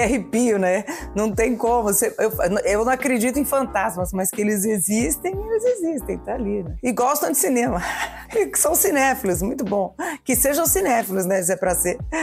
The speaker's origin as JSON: {"language": "Portuguese", "region": "São Paulo", "country": "Brazil", "tie": "born or raised there", "said": "eu cresci em São Paulo"}